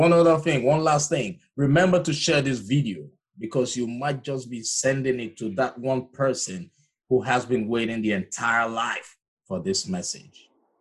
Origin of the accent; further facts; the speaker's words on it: Nigeria; now in Georgia, United States; Originally from Nigeria.